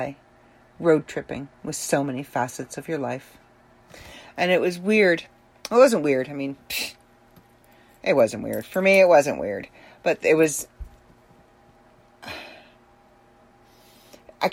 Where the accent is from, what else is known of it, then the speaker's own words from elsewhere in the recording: Ireland; being Irish is very important to the Celtic people, of which I am one